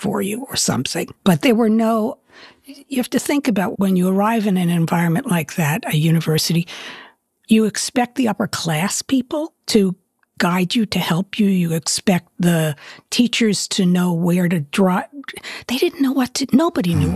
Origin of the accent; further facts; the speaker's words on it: Merrick, New York, United States; I'm from Merrick.